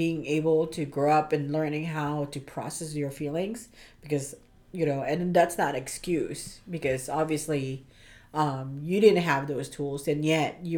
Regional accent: Philippines; I'm Filipino, so we have a different culture in a sense

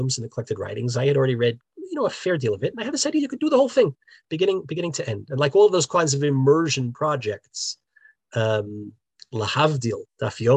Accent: New Jersey, United States; now in Israel; growing up in New Jersey, I grew up in a non-observant home.

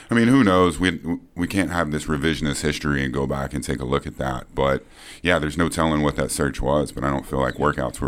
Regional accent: Fort Worth, Texas, United States; Fort Worth, Texas. Yeah, Fort Worth, Texas. My family still lives in the house that I was born in.

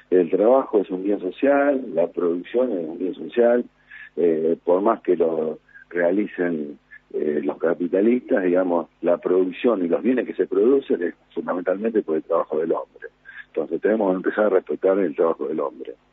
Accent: Argentina; del lado político y fundamentalmente del lado de los que nos convienen a nosotros como argentinos.

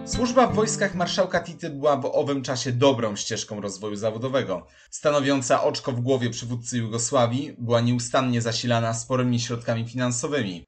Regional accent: Poland; dla nas Polaków

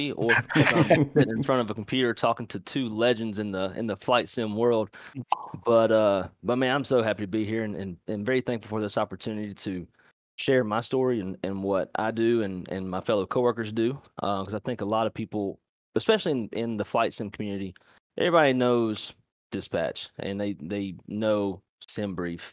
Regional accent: Monroe, Louisiana, United States; the town they're from, Monroe, Louisiana, is where I'm from

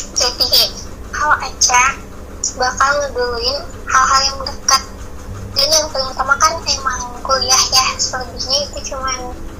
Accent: Sukabumi, West Java, Indonesia; aku asal dari Sukabumi

